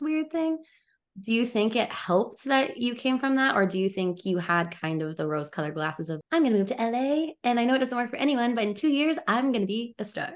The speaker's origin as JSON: {"language": "English", "town": "Overland Park", "region": "Kansas", "country": "United States", "tie": "born or raised there", "moved": "as an adult", "lives_now": "Los Angeles, United States", "said": "I grew up in the Midwest"}